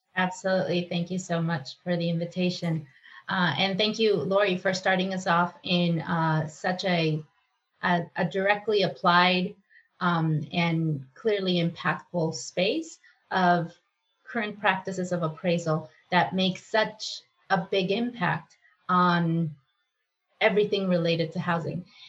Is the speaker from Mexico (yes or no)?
yes; Mexico; moved away as an adult; now in United States; I was born in Mexico